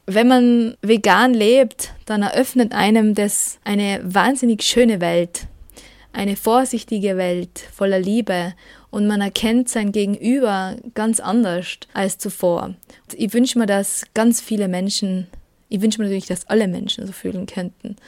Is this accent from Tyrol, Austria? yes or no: yes; Tyrol, Austria; accent: Tyrolean; ich komme aus Österreich und produziere dort eine vegane Radiosendung und einen veganen Podcast. Genauer lebe ich in Tirol, man hört es auch